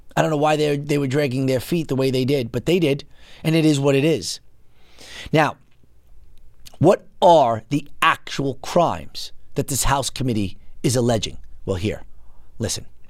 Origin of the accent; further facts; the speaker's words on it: United States; the country that I grew up in.